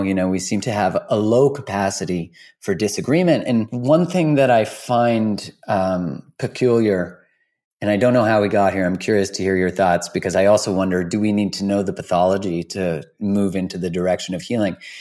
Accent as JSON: {"language": "English", "country": "Canada", "said": "as a Canadian"}